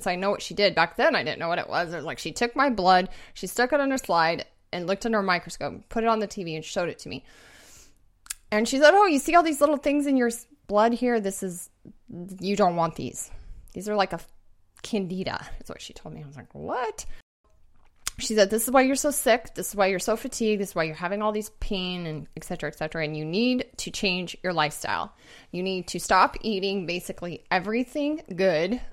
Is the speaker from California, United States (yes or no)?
no; Bozeman, Montana, United States; moved away; also born or lived in Seattle; I grew up in Bozeman, Montana